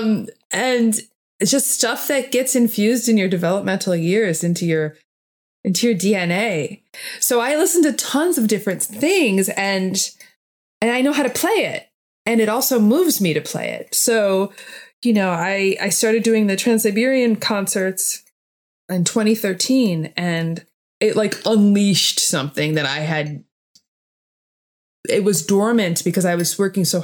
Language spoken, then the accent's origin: English; United States; I'm just American. You know, at the end of the day, even though I have European roots